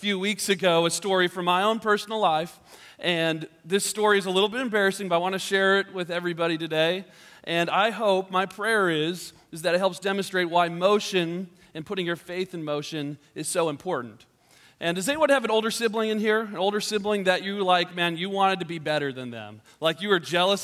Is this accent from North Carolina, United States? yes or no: no; Georgia, United States; moved away; I grew up in Georgia, which is another state that's very warm in the summertime